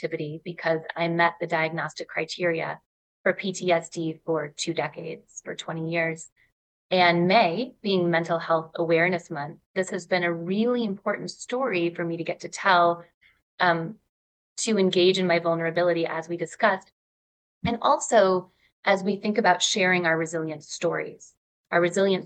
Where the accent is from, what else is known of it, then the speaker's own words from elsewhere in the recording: Ann Arbor, Michigan, United States; I grew up in Ann Arbor, Michigan